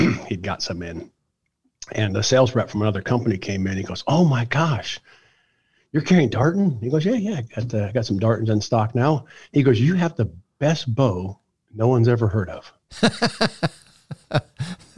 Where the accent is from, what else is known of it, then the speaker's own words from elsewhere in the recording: Ohio, United States; moved away; I'm from Ohio originally